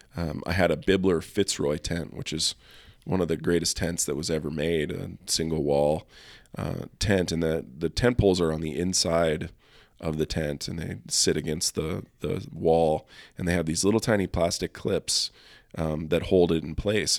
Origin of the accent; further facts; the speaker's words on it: Helena, Montana, United States; now in Bozeman, United States; growing up in Helena, you know, we spent most of our time hunting in the Tobacco Root Mountains